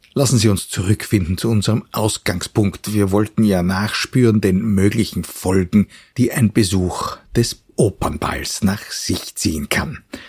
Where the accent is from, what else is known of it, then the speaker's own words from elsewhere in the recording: Vienna, Austria; als Wiener und Kenner der heurigen Atmosphäre